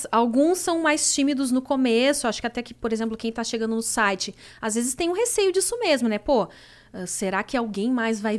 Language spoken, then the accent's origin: Portuguese; Porto Alegre, Rio Grande do Sul, Brazil; Eu sou de Porto ah, Alegre.